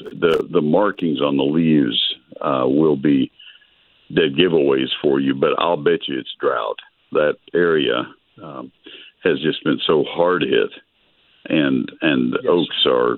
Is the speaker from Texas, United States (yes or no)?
yes; College Station, Texas, United States; my hometown of College Station